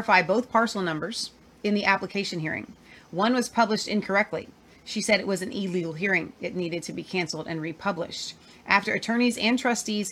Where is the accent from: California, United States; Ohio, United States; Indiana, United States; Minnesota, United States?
Ohio, United States; We are Ohioans